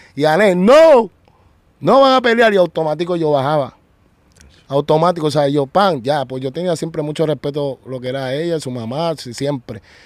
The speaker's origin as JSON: {"language": "Spanish", "country": "Puerto Rico", "also_born_or_lived": "United States / Colombia", "said": "estoy otra vez en mi tierra, en los Estados Unidos y en Puerto Rico"}